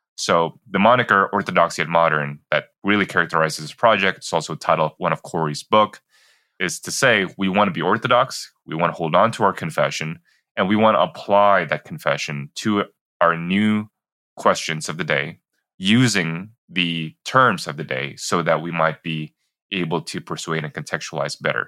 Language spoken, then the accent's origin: English; Jakarta, Indonesia; moved away as an adult; also born or lived in Singapore; I grew up in Jakarta, Indonesia, and then I did a five year stint growing up in Singapore as well, and then finished off middle school and high school back in Jakarta.